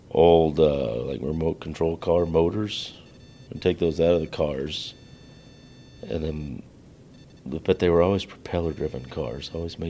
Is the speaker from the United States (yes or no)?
yes; the South, United States; I grew up in the South.